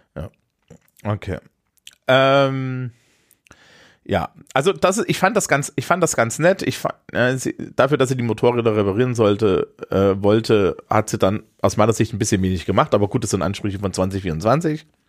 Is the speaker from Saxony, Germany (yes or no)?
no; Eisenach, Thuringia, Germany; aus meiner Heimatstadt Eisenach